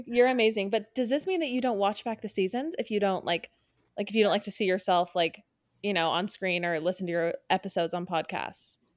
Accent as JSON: {"language": "English", "area": "Orange County", "region": "California", "country": "United States", "tie": "born or raised there", "said": "we're both from Orange County, we grew up there"}